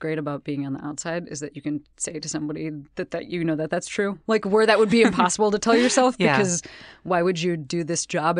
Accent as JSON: {"language": "English", "town": "Western Springs", "region": "Illinois", "country": "United States", "said": "I'm from Western Springs, which right near."}